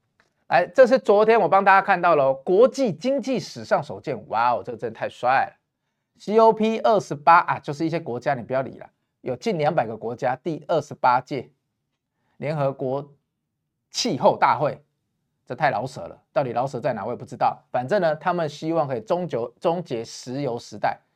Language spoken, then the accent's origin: Chinese; Taiwan; 你现在看台湾，我们台湾人用电是很幸福的，因为我们电价很便宜。